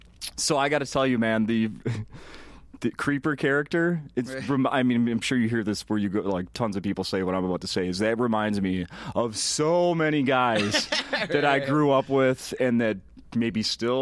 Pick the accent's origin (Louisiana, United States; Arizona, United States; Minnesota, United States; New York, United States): Minnesota, United States; St. Paul; I grew up in St. Paul, Minnesota. And I went to school where white was the minority. Like, elementary school through high school. White was the minority.